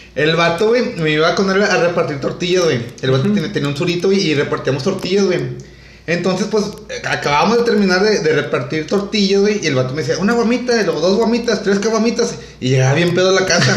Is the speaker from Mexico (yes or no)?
yes; Monterrey, Nuevo León, Mexico; los que somos de Monterrey